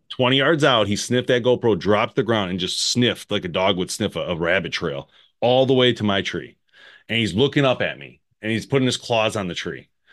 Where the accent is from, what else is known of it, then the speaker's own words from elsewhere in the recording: United States; I'm American